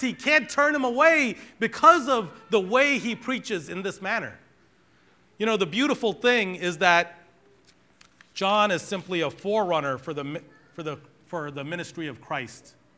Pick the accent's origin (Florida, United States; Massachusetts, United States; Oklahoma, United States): Massachusetts, United States; Boston; We grew up in Boston, and I grew up in a black Pentecostal church